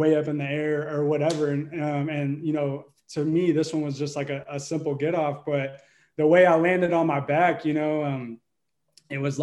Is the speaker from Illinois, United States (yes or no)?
no; Burleson, Texas, United States; I am from Texas, just outside of Fort Worth, and from Burleson, Texas